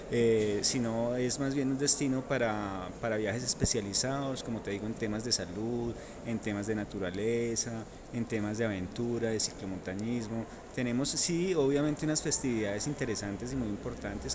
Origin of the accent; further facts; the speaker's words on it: Bogotá, Colombia; moved away as an adult; also born or lived in Quindío, Colombia; now in Caldas, Colombia; yo no soy de, de, acá, yo soy bogotano, trabajé más o menos 20 años, 16 años en el Quindío